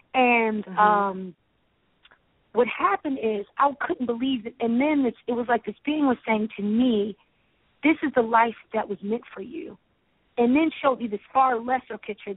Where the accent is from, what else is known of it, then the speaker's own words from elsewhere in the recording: Baltimore, Maryland, United States; I grew up in Baltimore, Maryland.